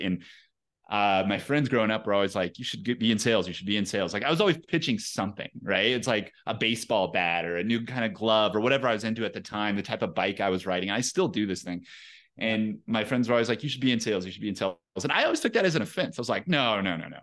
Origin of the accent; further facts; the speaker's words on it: Pueblo, Colorado, United States; also born or lived in Salida, Colorado; I grew up in Colorado, um, in a town called Pueblo, Colorado, so not too far, uh, from here. But yeah, born and raised, man